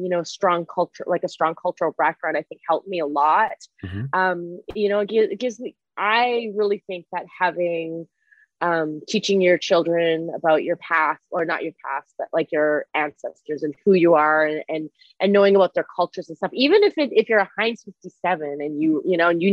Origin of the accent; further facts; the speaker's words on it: Canada; first language Mandarin Chinese; English is a second language; now in United States; I am Chinese, but I was born and raised in Canada before I moved to the States.